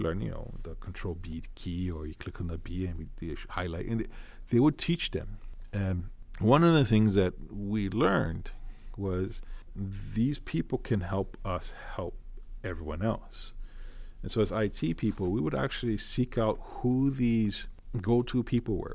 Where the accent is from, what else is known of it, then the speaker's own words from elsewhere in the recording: Honolulu, Hawaii, United States; I am born and raised in Hawaii, so I do have that background here, local boy. Grew up in Honolulu.